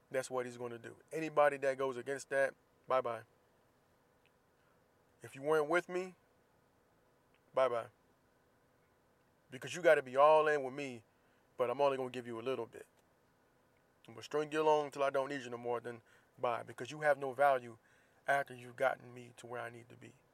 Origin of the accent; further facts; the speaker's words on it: Jacksonville, Florida, United States; moved away; my hometown of Jacksonville, Florida.